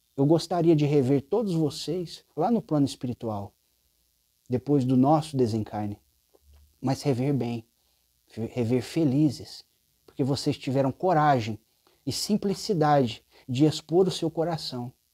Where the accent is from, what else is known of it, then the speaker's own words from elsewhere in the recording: Uberaba, Minas Gerais, Brazil; also born or lived in São Paulo state; Eu sou de Uberaba